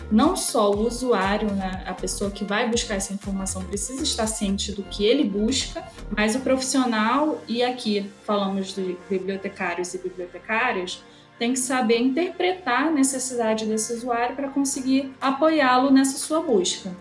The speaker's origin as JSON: {"language": "Portuguese", "town": "São Luís", "region": "Maranhão", "country": "Brazil", "tie": "born or raised there", "moved": "yes", "lives_now": "Rio de Janeiro, Brazil", "said": "moro no Rio de Janeiro, mas sou natural de São Luís, no Maranhão"}